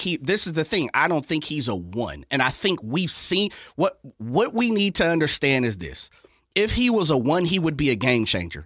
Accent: Sacramento, California, United States; this my hometown, this my city

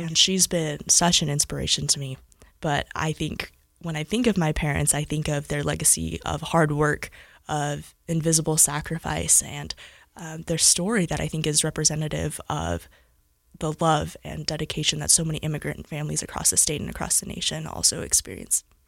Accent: Cedar City, Utah, United States; also born or lived in Salt Lake City, Utah / Southern California; I actually grew up in Cedar City, Utah. So I'm a Southern Utah gal

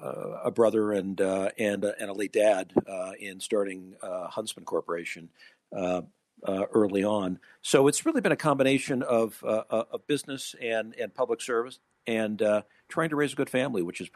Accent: Los Angeles, California, United States; now in Utah, United States; seventh generation Utahn. I was born in California, raised in Los Angeles, lived back east

